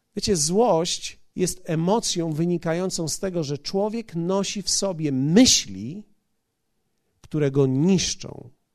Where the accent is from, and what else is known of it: Poland